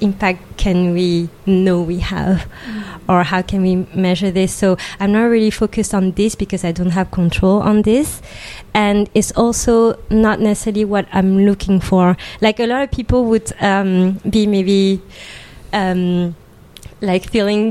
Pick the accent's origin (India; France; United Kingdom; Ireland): France; Île-de-France; I was born and raised in France from Asian immigrant parents